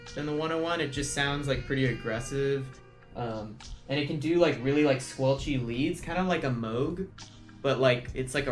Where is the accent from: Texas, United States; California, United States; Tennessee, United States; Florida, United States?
Texas, United States; Laredo; also born or lived in Austin, Texas; I grew up in this town called Laredo, Texas